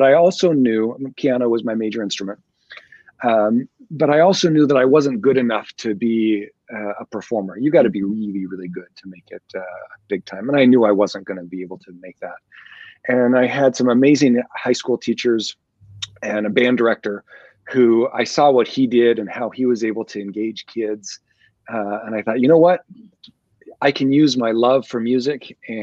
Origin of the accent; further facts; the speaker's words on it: Nebraska, United States; moved away; So I was born and raised in Nebraska, spent most of my career there.